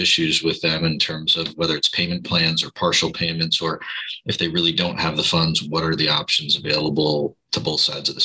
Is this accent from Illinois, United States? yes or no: yes; Chicago, Illinois, United States; also born or lived in Southern California; now in Newport Beach, United States; I'm originally from Chicago, but I've lived here in Southern California for as long enough to be native